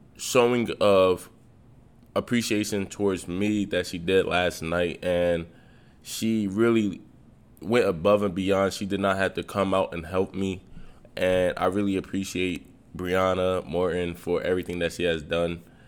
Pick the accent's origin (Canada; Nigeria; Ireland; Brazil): Nigeria; I'm Nigerian